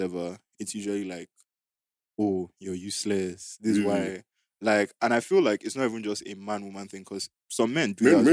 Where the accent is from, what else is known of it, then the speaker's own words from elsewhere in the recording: Nigeria; we grew up in Niger